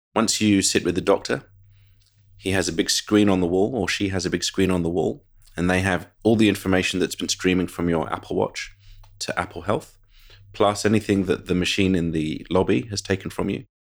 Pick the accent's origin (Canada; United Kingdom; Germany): United Kingdom; moved away as an adult; now in United States; I'm very proud of being British, so I had a wonderful, idyllic childhood in the U K